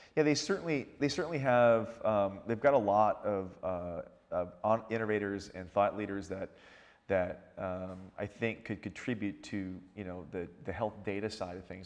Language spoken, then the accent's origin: English; Washington, United States; Washington State, mm-hmm. my hometown